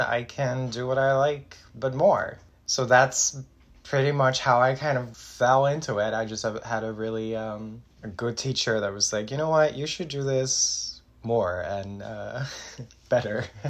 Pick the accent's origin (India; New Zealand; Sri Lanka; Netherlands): Netherlands; now in New York, United States; I'm originally from the Netherlands. Uh, I'm currently in New York, the United States